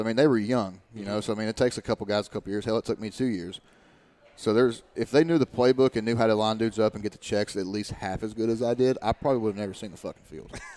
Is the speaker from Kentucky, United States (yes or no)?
yes; Eastern Kentucky, United States; my hometown and everything like that and uh, I was like literally you go back to Eastern Kentucky